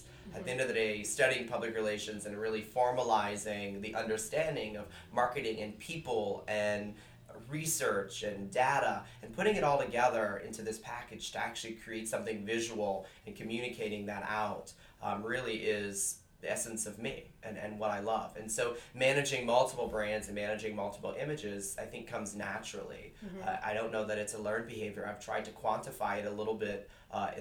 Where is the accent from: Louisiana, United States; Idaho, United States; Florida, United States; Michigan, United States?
Louisiana, United States; South; now in Boston, United States; I actually grew up in South Louisiana, about 45 minutes southwest of New Orleans.